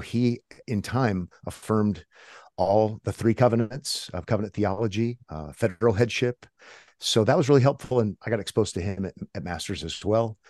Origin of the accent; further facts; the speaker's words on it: Omaha, Nebraska, United States; born and raised in Omaha, so kind of middle of America